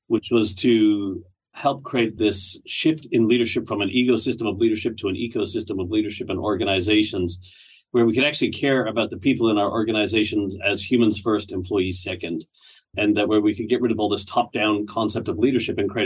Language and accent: English; Canada; moved away as an adult; also born or lived in Barrie, Ontario; now in Australia; I live in Australia now. As a Canadian, I was back in Canada in a place called Barrie, Ontario.